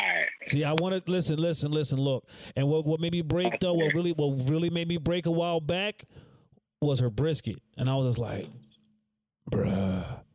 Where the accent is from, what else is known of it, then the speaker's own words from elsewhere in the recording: Bayonne, New Jersey, United States; I was like the cat from Bayonne. I'm from Bayonne, bro.